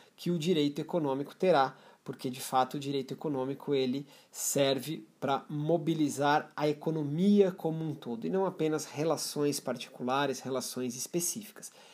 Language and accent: Portuguese; Brazil; como brasileiros